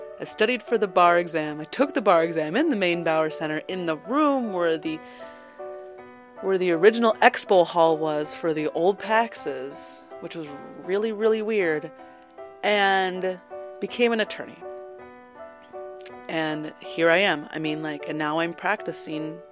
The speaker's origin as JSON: {"language": "English", "region": "Minnesota", "country": "United States", "moved": "yes", "said": "I come from Minnesota, and we didn't have a gaming community in Minnesota."}